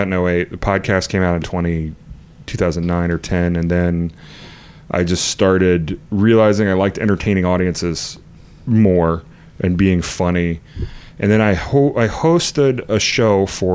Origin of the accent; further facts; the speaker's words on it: Virginia, United States; now in New York, United States; I grew up in Virginia